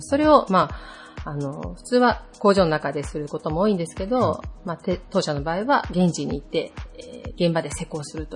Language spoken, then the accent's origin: Japanese; near the mouth of the Yoshii River, Okayama, Japan; 県外に住んでみて分かったんですけれども、自分の地元、住んでるところが、吉井川の河口付